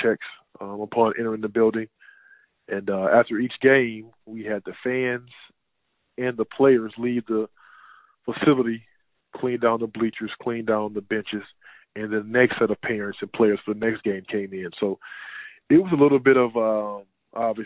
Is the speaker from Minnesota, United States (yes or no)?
no; Houston, Texas, United States; also born or lived in Fort Worth, Texas / Germany / Switzerland / France; Born and raised in Houston